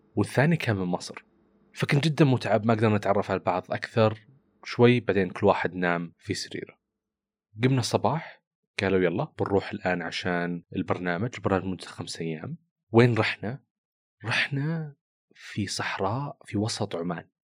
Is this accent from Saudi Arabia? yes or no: yes; Saudi Arabia; كنت انا من السعوديه